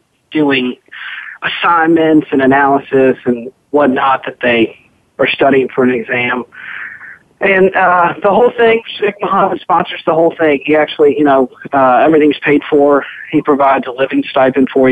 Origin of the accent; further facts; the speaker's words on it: Lexington, Kentucky, United States; I grew up in Lexington, Kentucky, which is a great place to be introduced to the thoroughbred racing and breeding business